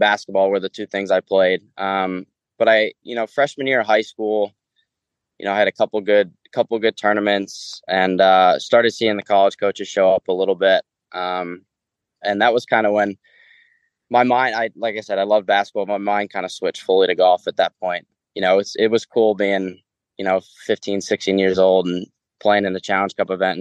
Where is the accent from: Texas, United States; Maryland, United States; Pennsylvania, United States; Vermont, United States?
Vermont, United States; Northeast Kingdom, northern; I grew up in the Northeast Kingdom, so northern Vermont.